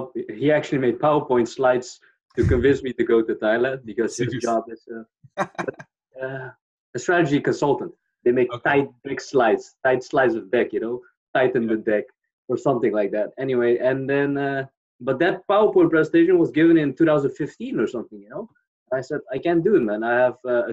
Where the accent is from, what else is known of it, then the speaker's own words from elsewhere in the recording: Netherlands; I'm from the Netherlands